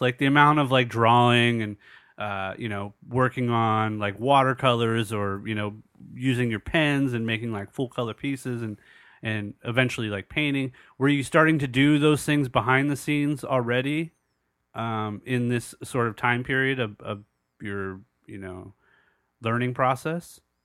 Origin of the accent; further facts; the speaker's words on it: Southern California, United States; as a young man growing up in Southern California, going through Los Angeles in the late eighties, early nineties